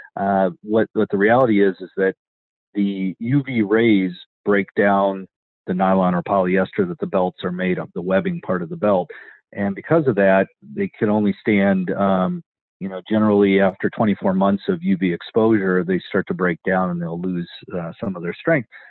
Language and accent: English; Wisconsin, United States; moved away; I'm from Wisconsin originally too, so that's uh, Badger State